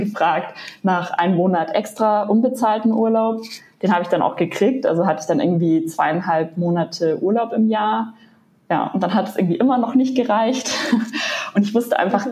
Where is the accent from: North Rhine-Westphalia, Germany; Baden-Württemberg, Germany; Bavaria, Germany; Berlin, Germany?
Bavaria, Germany; Munich; ich komme ja aus München, bin also eher in den Bergen